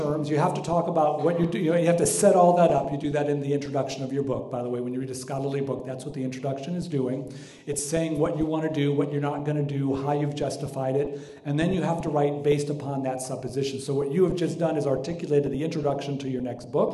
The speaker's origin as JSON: {"language": "English", "town": "Palos Verdes", "region": "California", "country": "United States", "tie": "born or raised there", "said": "I was raised in Palos Verdes"}